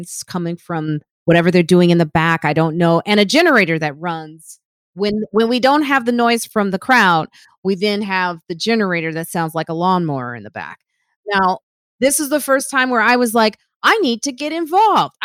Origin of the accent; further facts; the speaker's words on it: suburbs of Chicago, Illinois, United States; also born or lived in Highland Park / Park Forest; now in Harlem, New York, United States; I grew up in Highland Park, and then I grew up, and then I grew up in the South suburbs like Park Forest